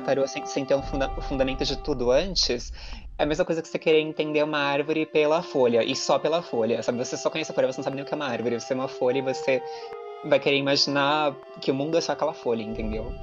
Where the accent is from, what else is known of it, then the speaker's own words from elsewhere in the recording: Brazil; a gente é brasileiro